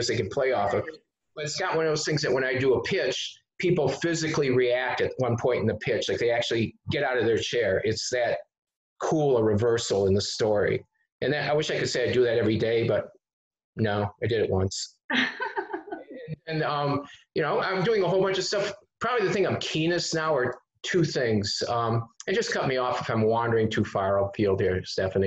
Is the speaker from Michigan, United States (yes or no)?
yes; Detroit, Michigan, United States; I come from Detroit